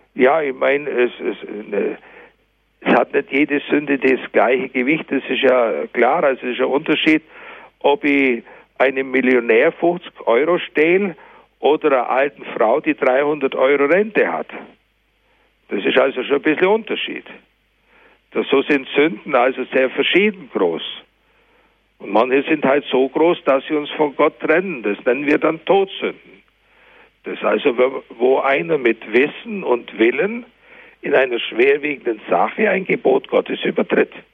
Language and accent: German; Germany; bei uns in Deutschland